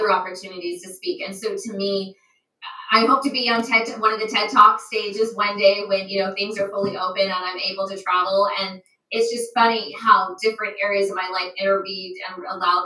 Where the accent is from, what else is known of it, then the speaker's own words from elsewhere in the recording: United States; moved away as an adult; now in Japan; being American overseas